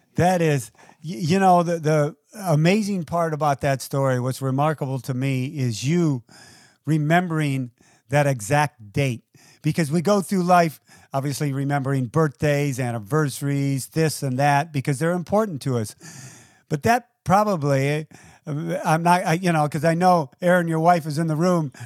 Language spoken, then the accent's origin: English; United States; also born or lived in Toledo, Ohio / Detroit, Michigan; I grew up in Toledo and Detroit